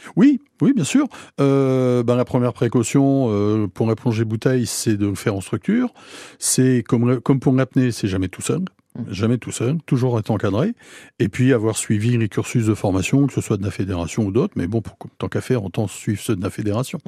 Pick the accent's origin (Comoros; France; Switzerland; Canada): France; Guingamp, Brittany; now in Cherbourg, France; je suis breton, je suis guingampais